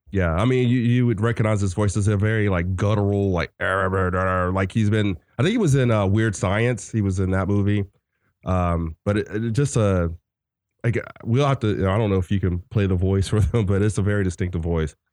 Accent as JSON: {"language": "English", "region": "the South", "country": "United States", "said": "I'm from the South"}